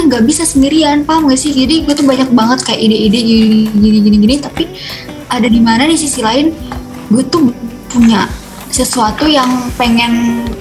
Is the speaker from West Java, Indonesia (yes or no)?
no; Pandeglang, Banten, Indonesia; Itu orang-orang bilang tuh kan gue orang Pandeglang maksudnya.